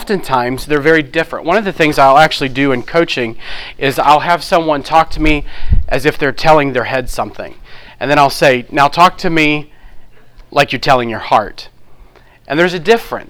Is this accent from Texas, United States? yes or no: no; New Orleans, Louisiana, United States; I'm from New Orleans